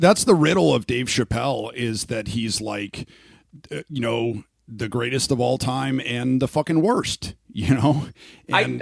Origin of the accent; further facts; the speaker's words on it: Canada; now in Phoenix, United States; I'm Canadian